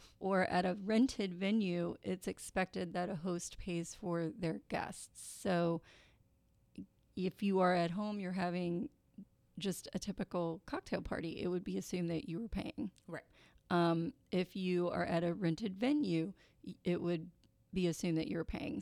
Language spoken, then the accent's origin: English; Kentucky, United States; I am from Kentucky